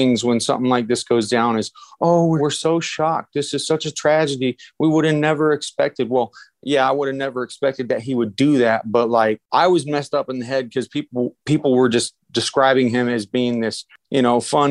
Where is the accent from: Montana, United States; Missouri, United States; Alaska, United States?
Alaska, United States; moved away as an adult; I was born in Alaska, moved away for a little bit, but we moved back when I was about 11 years old, and I lived there till I was about 27